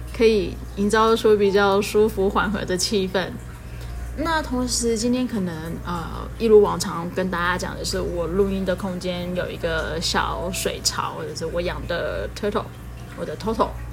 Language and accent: Chinese; Taiwan; 跟我一样是从小在台湾长大的孩子